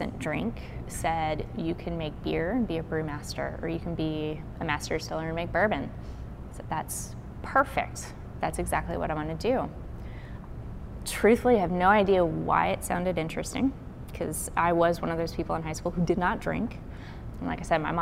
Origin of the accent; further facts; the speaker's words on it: Burlington, Kentucky, United States; moved away as an adult; now in Memphis, United States; I am originally from Kentucky. I grew up in a small town called Burlington